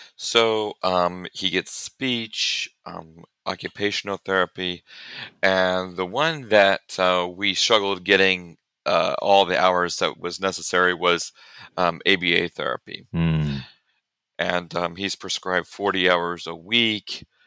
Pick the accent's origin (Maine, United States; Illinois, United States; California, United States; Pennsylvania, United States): Illinois, United States; central; moved away as an adult; now in Conway, United States; I'm actually originally from Illinois, uh, central Illinois area